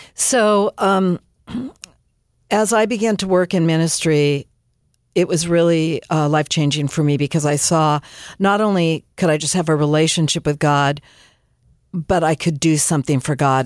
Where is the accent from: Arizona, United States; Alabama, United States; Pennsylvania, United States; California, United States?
California, United States; Southern; also born or lived in Canada; I was born in Canada and, um, raised in Southern California